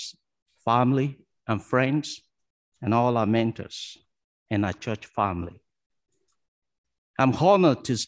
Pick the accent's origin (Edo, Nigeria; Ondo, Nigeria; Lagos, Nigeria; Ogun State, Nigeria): Ondo, Nigeria; moved away as an adult; now in Wolfville, Canada; I was born in Ondo in Nigeria, a small town where I learned to treasure the value of community.